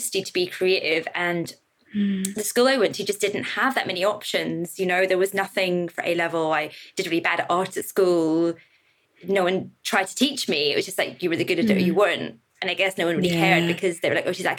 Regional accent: Northern Ireland, United Kingdom; moved away as an adult; also born or lived in England; now in London, United Kingdom; I grew up in Northern Ireland, you know, 80s, 90s.

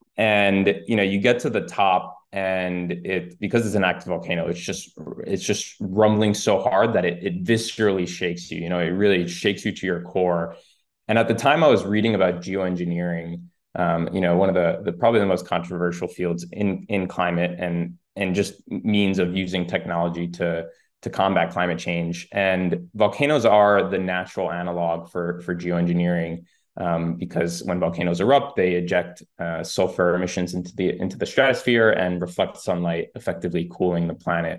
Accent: New York, United States; also born or lived in Spain; Grew up mostly in New York

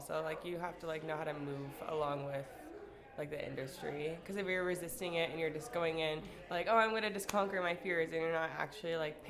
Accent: Southern California, United States; I grew up in Southern California

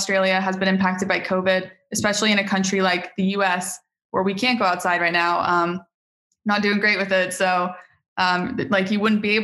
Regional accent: United States

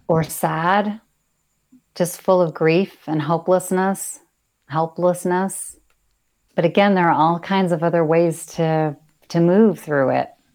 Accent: United States; being an American

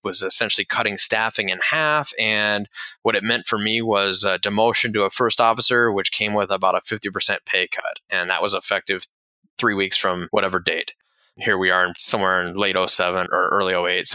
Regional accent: Lake Tahoe, California, United States; moved away as an adult; also born or lived in Daytona Beach, Florida; I grew up out in Lake Tahoe, California, left and went to an aviation school in Daytona Beach, Florida

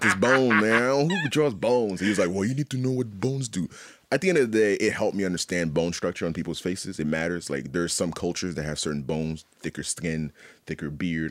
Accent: Haiti; also born or lived in Montreal, Canada; now in Halifax, Canada; I was born and raised in Haiti

